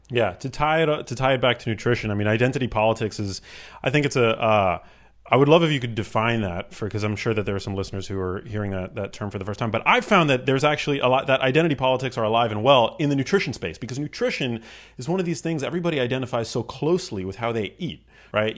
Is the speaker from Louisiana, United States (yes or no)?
no; New York City, New York, United States; male, I'm white, I grew up in New York City